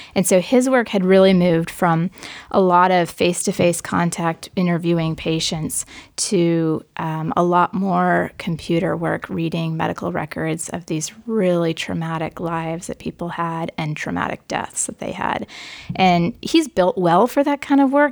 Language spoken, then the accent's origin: English; Forest Grove, Oregon, United States; I grew up in Forest Grove, Oregon, which is a small town about thirty miles west of Portland toward the beach.